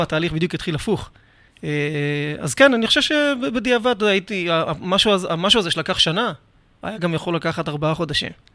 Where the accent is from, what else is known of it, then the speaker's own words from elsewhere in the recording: Rishon LeZion, Central District, Israel; אני גדלתי בראשון לציון